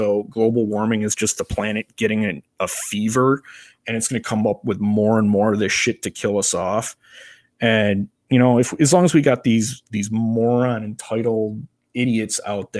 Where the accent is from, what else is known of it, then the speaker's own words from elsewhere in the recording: Crystal Lake, Illinois, United States; I am an IT business analyst, and I am from Crystal Lake, Illinois.